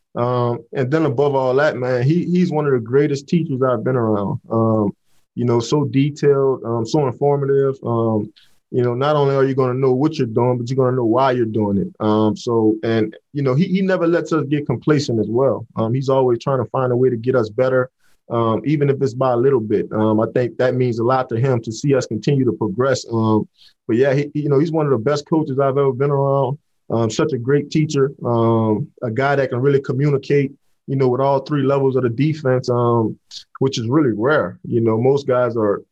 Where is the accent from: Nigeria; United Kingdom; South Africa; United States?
United States; New Orleans, Louisiana; growing up in New Orleans